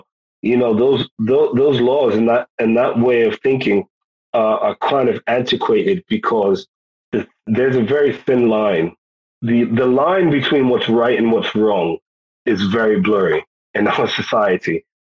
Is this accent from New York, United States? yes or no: yes; New York City, New York, United States; born there; also born or lived in United Kingdom / Ghana / Virginia; now in Texas, United States; I mean, I was born in New York City. My folks are Jamaican. Half my family is American. Then I've got the time that I spent in the UK, time that I spent in Ghana, West Africa, time that I spent in Virginia, time that I've spent here in Texas.